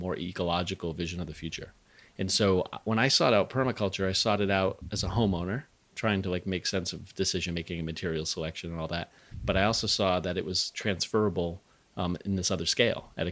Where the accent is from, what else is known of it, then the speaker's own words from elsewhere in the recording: Rhode Island, United States; moved away as an adult; also born or lived in Western Massachusetts / New Hampshire; I grew up in Rhode Island.